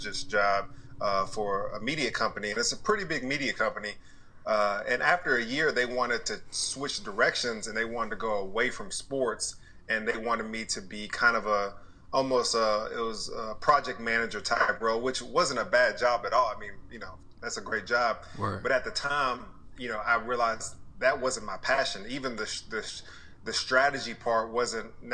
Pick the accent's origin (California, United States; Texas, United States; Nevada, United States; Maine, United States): Texas, United States; Dallas; also born or lived in Bristol, Connecticut / Austin, Texas; I'm from Dallas, Texas, born and raised. Grew up here until 18